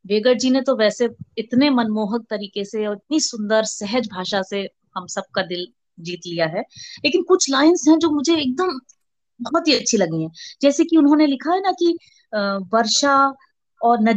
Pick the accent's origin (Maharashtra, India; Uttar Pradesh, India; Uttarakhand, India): Uttarakhand, India; तो कुमाऊं मतलब उत्तराखंड का एक बड़ा हिस्सा है कुमाऊं एक हिस्सा है गढ़वाल तो आई एम फ्रॉम कुमाऊं